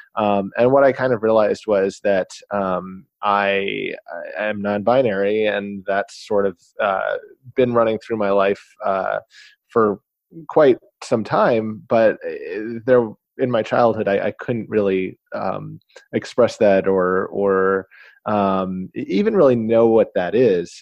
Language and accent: English; Knoxville, Tennessee, United States; I grew up in Knoxville, Tennessee